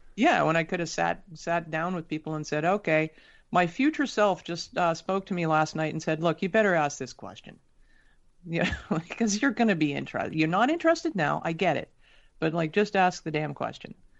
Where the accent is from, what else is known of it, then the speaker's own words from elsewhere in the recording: Toronto, Ontario, Canada; also born or lived in Sydney, Australia; I was born in Toronto and very quickly thereafter we moved to Australia.